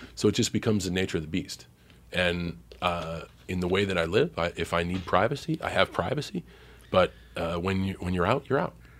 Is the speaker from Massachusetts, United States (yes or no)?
yes; Boston, Massachusetts, United States; growing up in Boston